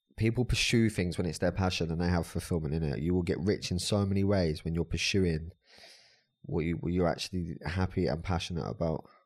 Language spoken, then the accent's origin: English; Brighton, South East England, United Kingdom; I'm from Brighton